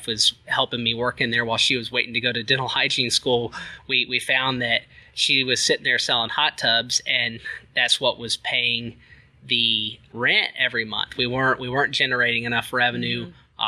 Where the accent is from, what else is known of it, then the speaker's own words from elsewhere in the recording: Abilene, Texas, United States; now in Dallas, United States; I am from Abilene, but currently live in the Dallas area